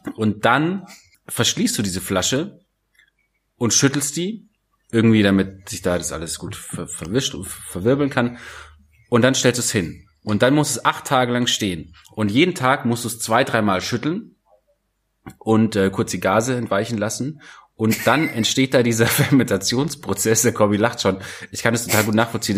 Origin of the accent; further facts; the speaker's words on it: Germany; bei uns in Deutschland